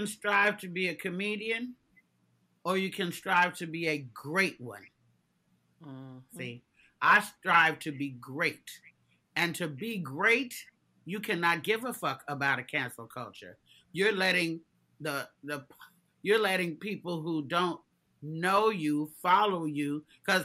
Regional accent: Oakland, California, United States; We're both from Oakland

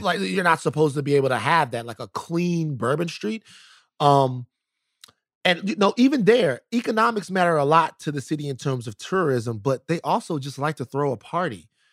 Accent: Louisiana, United States; my home state

